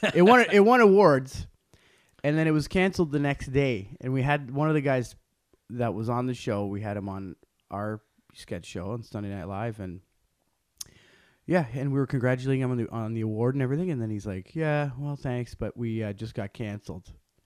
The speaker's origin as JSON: {"language": "English", "town": "Ottawa", "region": "Ontario", "country": "Canada", "tie": "born or raised there", "also_born_or_lived": "Toronto", "said": "I was born in Toronto. Toronto. And then, yeah, and then my family moved to Ottawa when I was very young."}